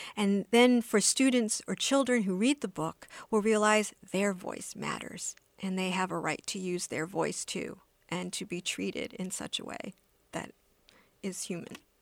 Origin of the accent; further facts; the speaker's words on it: United States; I was born in the States